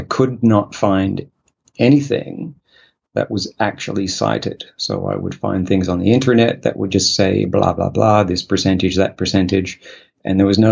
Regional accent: Australia; moved away as an adult; now in South Korea; I am from Australia, so you could say that. But, right now, actually, I'm living in Korea

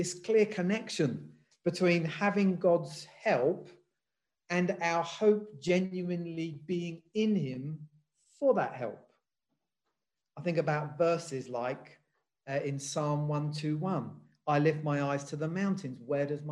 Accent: England, United Kingdom; I was born in England. I've lived in England all my life

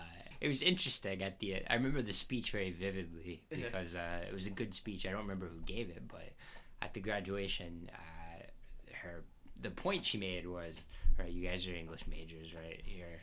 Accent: Texas, United States; now in New York, United States; As a Texan, I feel okay here.

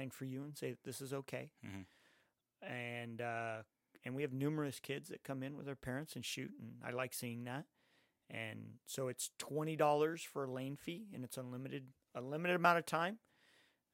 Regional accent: Santa Ana, California, United States; growing up in Santa Ana

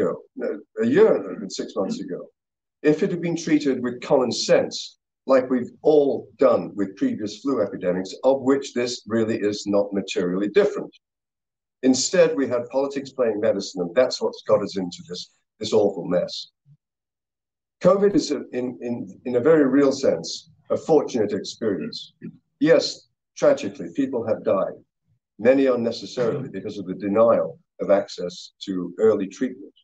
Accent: Canada; I'm a physician, I'm a parent, and I'm a Canadian

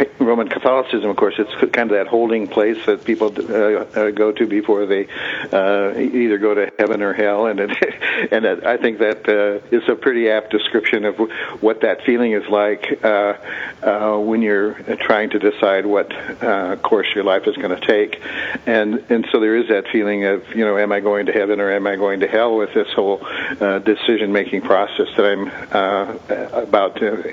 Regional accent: Nebraska, United States; I grew up in Nebraska.

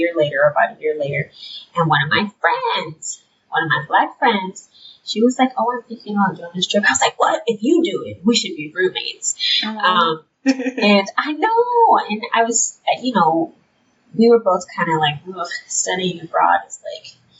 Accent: Detroit, Michigan, United States; moved away as an adult; now in Grand Rapids, United States; I grew up in Detroit, born and raised, and I never left Detroit until I went to college

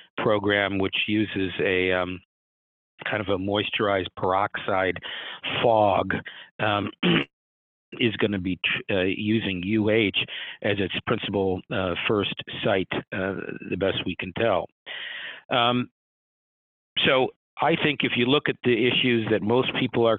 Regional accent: Midwest, United States; also born or lived in Boston area, Massachusetts; now in Ohio, United States; I grew up in the Midwest, but then I spent a decade or so in the Boston area, both at UMass and Harvard

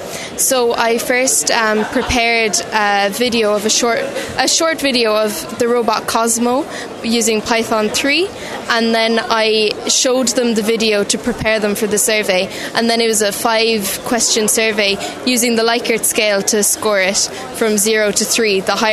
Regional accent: Sculvera, County Cork, Ireland; I'm from Sculvera, Cork.

